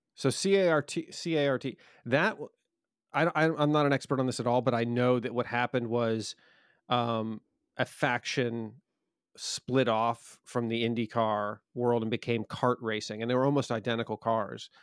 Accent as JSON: {"language": "English", "country": "United States", "said": "as an American"}